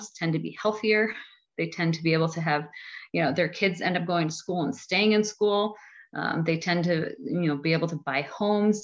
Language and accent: English; Buffalo, New York, United States; I come from Buffalo, so I'm from Erie County